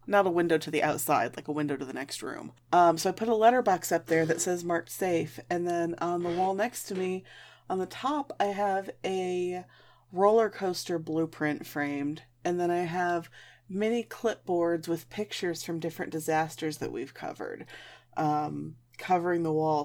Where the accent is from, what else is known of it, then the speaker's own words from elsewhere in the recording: Michigan, United States; I grew up in Michigan.